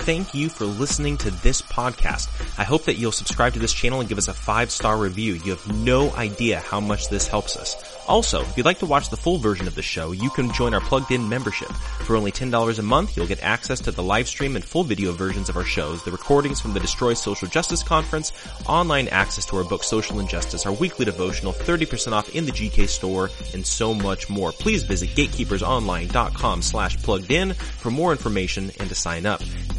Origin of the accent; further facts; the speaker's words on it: Arizona, United States; I grew up in Arizona